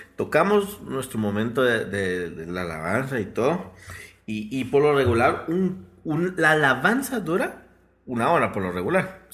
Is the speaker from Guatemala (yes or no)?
yes; Guatemala; Nosotros somos pues, de Guatemala